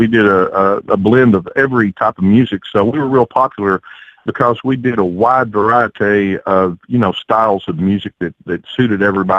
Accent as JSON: {"language": "English", "town": "Somerset", "region": "Kentucky", "country": "United States", "tie": "born or raised there", "said": "It's a rural town, but it's on the Lake Cumberland up here in Kentucky, and we have over 1,500 miles of shoreline on this lake up here. And it's a vacation town."}